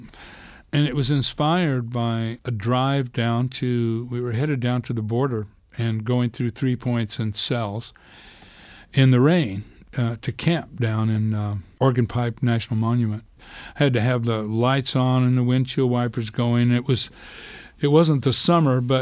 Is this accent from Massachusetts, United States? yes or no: no; Clayton, New Mexico, United States; I grew up in this little town in New Mexico, Clayton